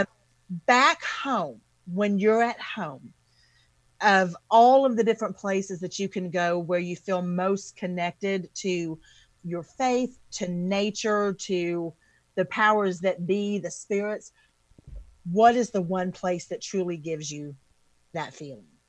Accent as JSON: {"language": "English", "region": "the South", "country": "United States", "said": "I'm from the South"}